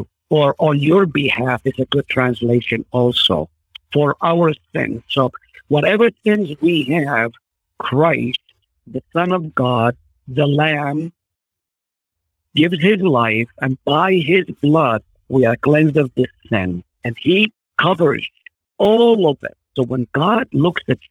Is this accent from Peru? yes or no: no; Israel; first language Arabic; English is a second language; moved away; I grew up in Israel, so I'm thankful for the Hebrew knowledge that I have